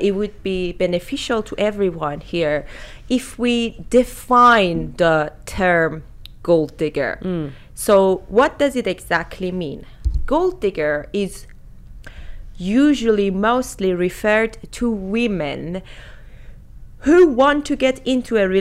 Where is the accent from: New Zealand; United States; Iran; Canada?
Iran; English is a second language; also born or lived in Germany; now in United Kingdom; I was born in Iran. I lived in different countries like Germany, and now I have I'm living in the UK